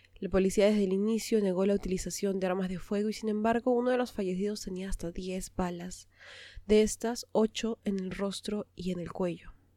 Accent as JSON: {"language": "Spanish", "country": "Peru", "said": "lo que había ocurrido en mi país"}